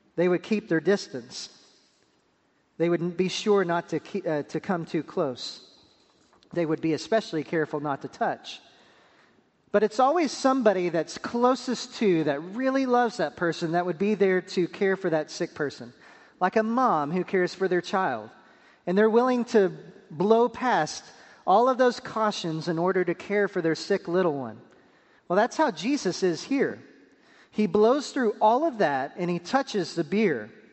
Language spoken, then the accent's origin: English; Pampa, Texas, United States; moved away as an adult; also born or lived in Wake Forest, North Carolina / Durham, North Carolina; now in North Carolina, United States; I'm from the small West Texas town of Pampa, Texas